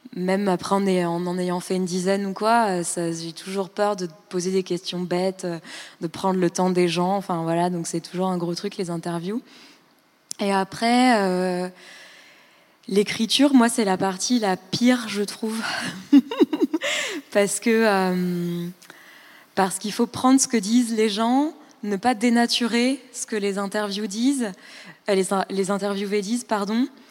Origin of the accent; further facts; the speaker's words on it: Île-de-France, France; moved away as an adult; also born or lived in Berlin, Germany; moi, je venais de banlieue